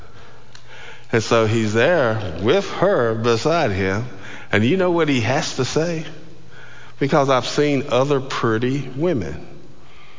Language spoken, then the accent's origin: English; Georgia, United States; I was from Georgia